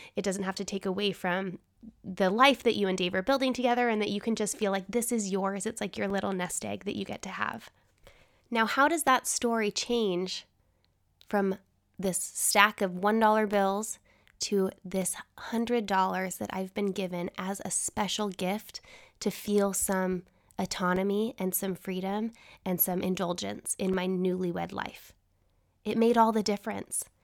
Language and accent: English; Utah, United States; growing up in Utah